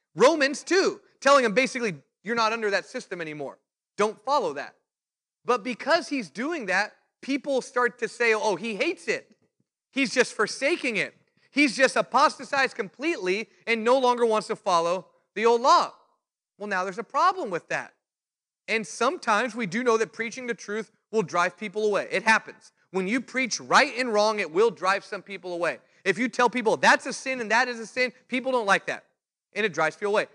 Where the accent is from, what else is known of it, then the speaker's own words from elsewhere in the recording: California, United States; I was the preacher from California